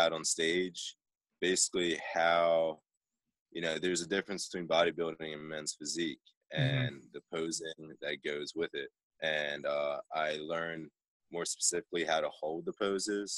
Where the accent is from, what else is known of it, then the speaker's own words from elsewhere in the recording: Oxford, Pennsylvania, United States; moved away as an adult; now in Los Angeles, United States; my hometown of Oxford